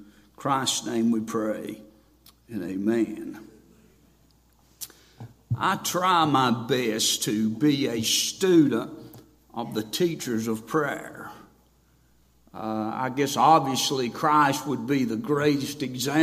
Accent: Boone, North Carolina, United States; I'm from Boone, North Carolina.

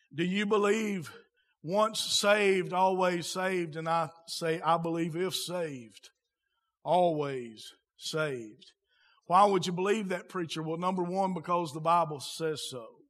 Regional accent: United States; I'm an American, speak American

